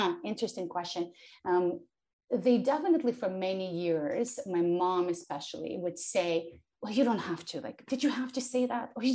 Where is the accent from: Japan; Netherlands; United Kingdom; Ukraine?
Ukraine; accent: thick accent; English is a second language; moved away; also born or lived in Soviet Union; I was born in the Soviet Union, and I was growing up in post-Soviet Ukraine